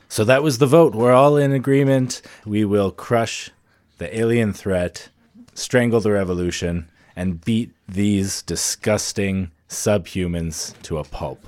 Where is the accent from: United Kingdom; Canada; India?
Canada; Medicine Hat, Alberta; my hometown of Medicine Hat